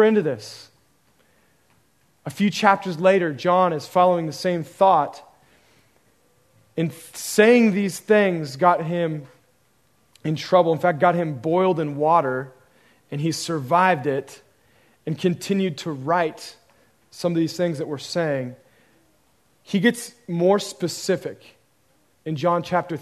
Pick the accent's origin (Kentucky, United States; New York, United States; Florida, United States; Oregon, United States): Oregon, United States; I grew up in Oregon, where the liberalism and humanism story was pretty rampant